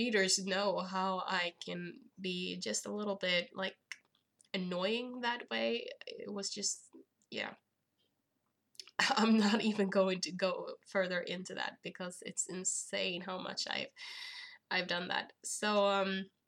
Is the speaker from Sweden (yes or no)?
yes; Sweden; I am from Sweden